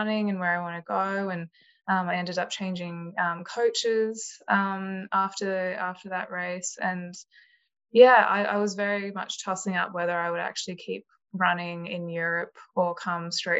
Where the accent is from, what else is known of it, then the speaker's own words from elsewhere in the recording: Canberra, Australian Capital Territory, Australia; moved away as an adult; also born or lived in Sydney; I grew up in Canberra, moved to Sydney for uni.